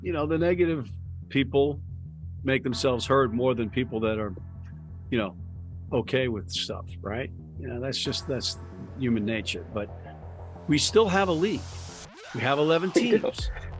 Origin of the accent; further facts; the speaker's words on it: New York, United States; as a New Yorker